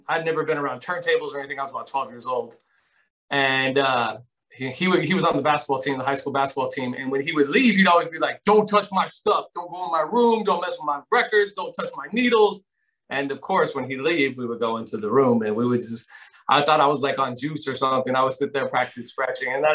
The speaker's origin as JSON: {"language": "English", "town": "Santa Fe", "region": "New Mexico", "country": "United States", "tie": "born or raised there", "also_born_or_lived": "Minnesota / Albuquerque / San Antonio, Texas", "moved": "yes", "lives_now": "Phoenix, United States", "said": "I was born in Minnesota, but I grew up in Santa Fe, New Mexico"}